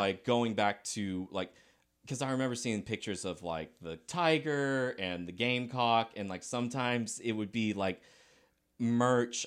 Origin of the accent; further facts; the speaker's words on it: Lexington, South Carolina, United States; also born or lived in Decatur, Georgia; I grew up in Lexington, South Carolina